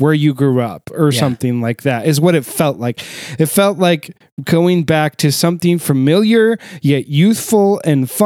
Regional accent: United States; I'm American

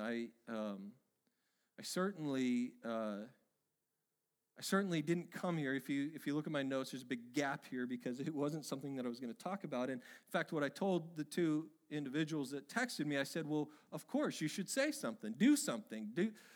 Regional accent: Oregon, United States; my home state of Oregon

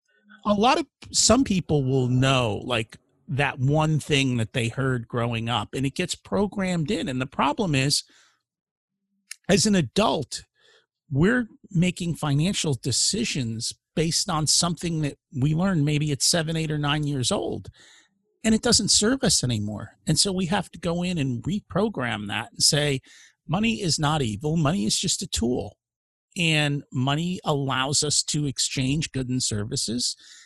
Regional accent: India; now in United States; I'm an immigrant from India

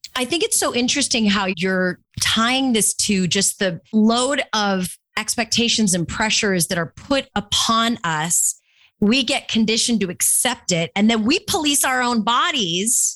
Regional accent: Orange County, California, United States; I grew up in Orange County, California

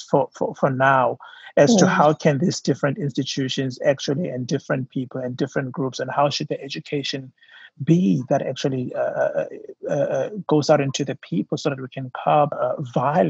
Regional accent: South Africa; my home country, South Africa

